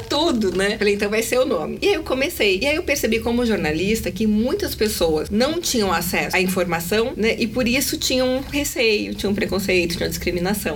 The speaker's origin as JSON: {"language": "Portuguese", "region": "São Paulo", "country": "Brazil", "said": "eu sou de São Paulo, tenho 42 anos"}